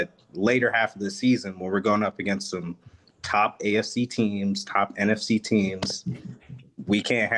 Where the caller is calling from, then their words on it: Baltimore, Maryland, United States; So I'm currently in Maryland, Baltimore, actually.